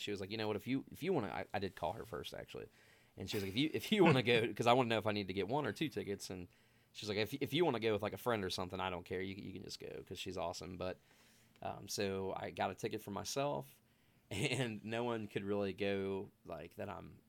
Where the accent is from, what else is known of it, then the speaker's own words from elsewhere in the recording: Ohio, United States; so I just say Cincinnati, but because I'm from a small town in between Cincinnati and Dayton, as you know.